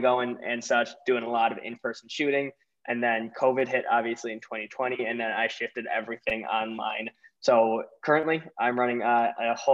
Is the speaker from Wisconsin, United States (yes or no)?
yes; Milwaukee, Wisconsin, United States; I'm from Milwaukee, Wisconsin